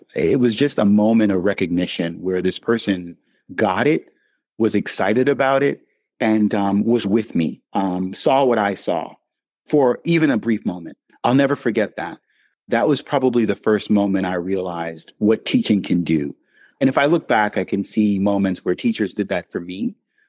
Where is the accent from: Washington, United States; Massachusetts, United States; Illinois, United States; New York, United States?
New York, United States; New York City; I'm African-American. I grew up in Brooklyn, New York.